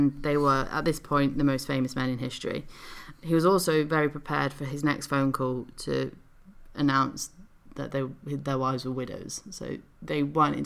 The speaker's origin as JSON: {"language": "English", "country": "United Kingdom", "said": "So we're from the UK, and, you know, we're British"}